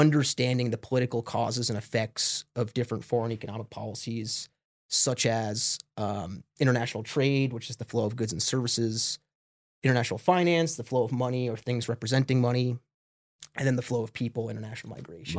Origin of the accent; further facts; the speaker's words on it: Smithtown, New York, United States; moved away as an adult; also born or lived in Binghamton, New York; I grew up on, uh, a suburb of Long Island about fifty minutes outside the city called Smithtown